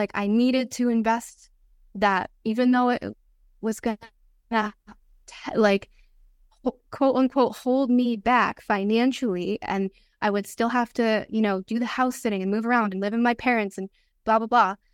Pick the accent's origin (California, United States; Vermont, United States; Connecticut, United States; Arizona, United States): Connecticut, United States; moved away as an adult; also born or lived in Italy; this was my hometown in Connecticut.